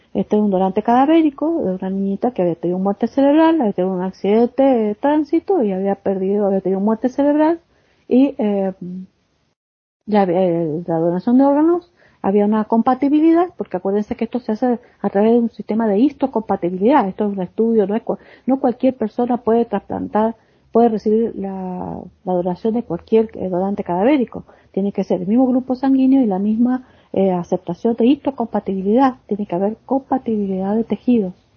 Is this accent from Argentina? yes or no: yes; Argentina; mi país, por ejemplo en Argentina